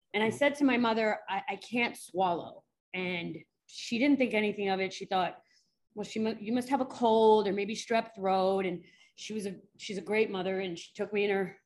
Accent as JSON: {"language": "English", "town": "New York City", "region": "New York", "country": "United States", "tie": "born or raised there", "said": "I grew up in New York City"}